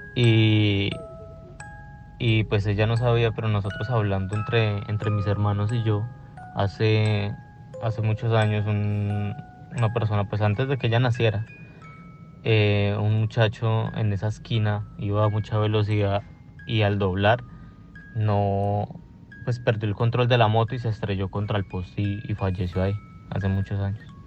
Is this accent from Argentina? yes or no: no; Colombia; yo soy colombiano y tengo una prima en Colombia